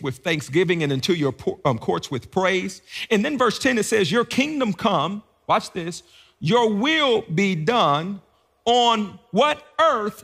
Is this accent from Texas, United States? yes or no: no; Beckley, West Virginia, United States; moved away as an adult; also born or lived in Washington, D.C.; now in Gainesville, United States; I grew up in Southern West Virginia